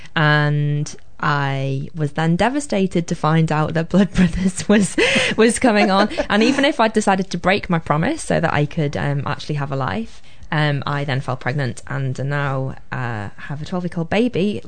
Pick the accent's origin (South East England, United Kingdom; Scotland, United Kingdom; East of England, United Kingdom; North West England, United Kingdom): North West England, United Kingdom; Liverpool; accent: Scouse; now in New Zealand; we did go to a very good school that was on the other side of Liverpool and kind of just on the just about still in Liverpool in a place called Crosby